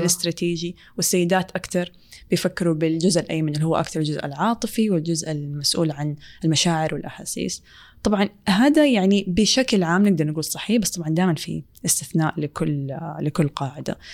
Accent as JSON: {"language": "Arabic", "country": "Saudi Arabia", "said": "في مجتمعنا السعودية"}